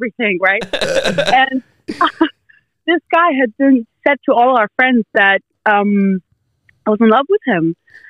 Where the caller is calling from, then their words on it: Denmark; I'm calling from Denmark.